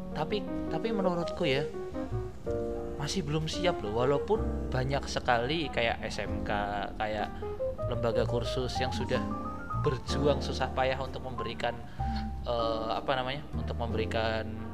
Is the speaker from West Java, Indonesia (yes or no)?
no; Kendal, Central Java, Indonesia; kotaku kendal